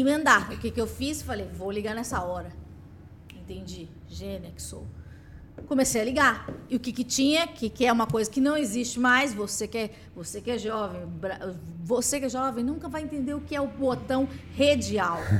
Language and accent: Portuguese; São Paulo, Brazil; nasci no Capão Redondo